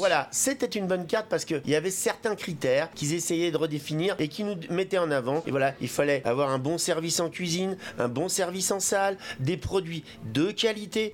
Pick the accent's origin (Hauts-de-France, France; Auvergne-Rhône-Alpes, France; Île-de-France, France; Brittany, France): Île-de-France, France; Paris; J'ai grandi beaucoup, euh, beaucoup à, Paris